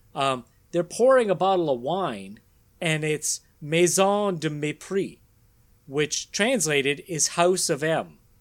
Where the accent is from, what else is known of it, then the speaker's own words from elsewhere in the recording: Canada; we're Canadian and we can read French